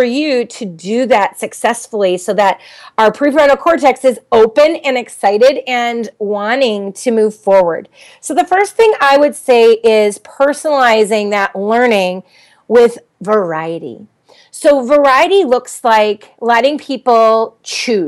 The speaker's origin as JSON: {"language": "English", "region": "Minnesota", "country": "United States", "said": "I'm from Minnesota"}